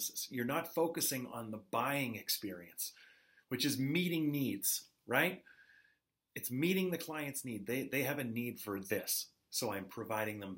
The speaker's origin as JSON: {"language": "English", "country": "Canada", "said": "I am Canadian"}